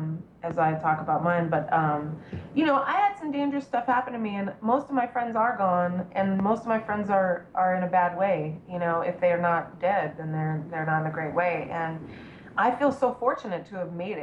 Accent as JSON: {"language": "English", "town": "Los Angeles", "region": "California", "country": "United States", "tie": "born or raised there", "said": "growing up in Hollywood as a little kid, at the beach as a little kid"}